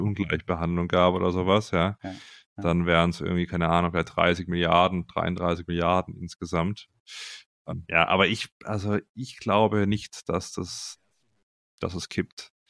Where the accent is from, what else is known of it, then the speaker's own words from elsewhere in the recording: Simonswald, Baden-Württemberg, Germany; ich komme ja aus Simonswald ursprünglich bei Freiburg, ja, da bin ich aufgewachsen.